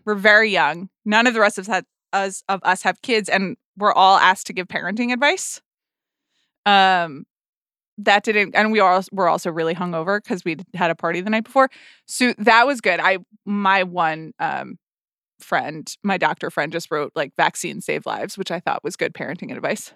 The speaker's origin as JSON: {"language": "English", "town": "Atlanta", "region": "Georgia", "country": "United States", "tie": "born or raised there", "moved": "yes", "said": "I grew up in Atlanta, which is, uh, the Coca-Cola town"}